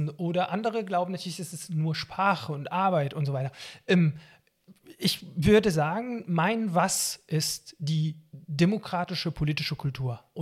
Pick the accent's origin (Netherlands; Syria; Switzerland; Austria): Syria; now in Germany; das liegt daran, dass ich eben als Palästinenser in Syrien geboren und aufgewachsen bin. Palästinenser haben in Syrien die äh, Flüchtlingseigenschaft und keine Staatsbürgerschaft. Wir bekommen die syrische Staatsbürgerschaft nicht. Und als ich dann nach Deutschland geflüchtet bin